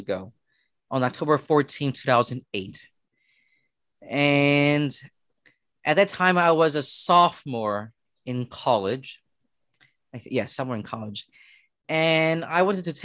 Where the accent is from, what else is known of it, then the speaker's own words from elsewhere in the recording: Philadelphia, Pennsylvania, United States; growing up in Philadelphia, you know, we live in row homes